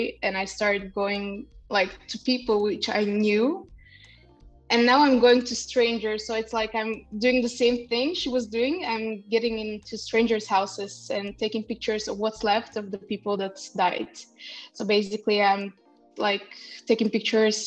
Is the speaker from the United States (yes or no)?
no; Bulgaria; I'm half Kurdish, half Russian, which is pretty complicated, but I grew up in Bulgaria